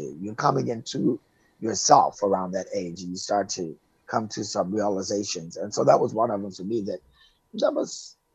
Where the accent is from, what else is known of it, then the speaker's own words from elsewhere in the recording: Oak Park, Illinois, United States; moved away as an adult; also born or lived in Chicago, Illinois; now in California, United States; I am from Chicago, born and raised Chicago, Illinois, west side of the city, but I kind of grew up in a suburb called Oak Park.